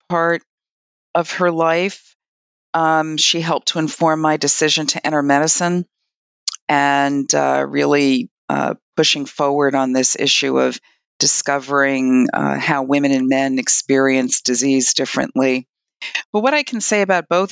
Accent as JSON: {"language": "English", "town": "New York City", "region": "New York", "country": "United States", "tie": "born or raised there", "said": "I'm from Brooklyn, New York"}